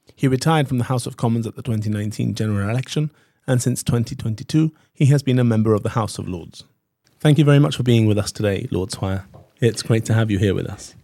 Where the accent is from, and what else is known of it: Gibraltar